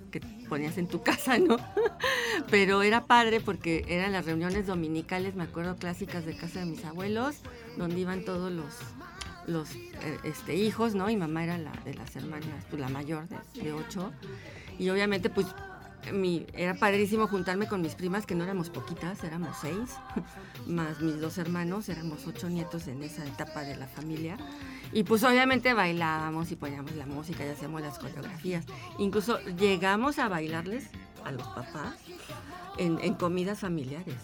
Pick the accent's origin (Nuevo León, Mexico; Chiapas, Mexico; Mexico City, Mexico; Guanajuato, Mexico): Mexico City, Mexico; yo soy de Ciudad de México